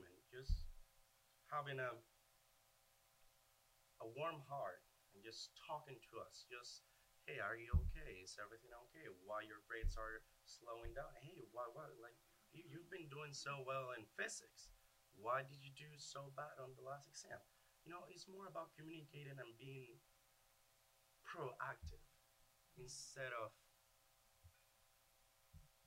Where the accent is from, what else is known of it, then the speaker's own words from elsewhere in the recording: Venezuela; English is a second language; moved away as an adult; I am from Venezuela.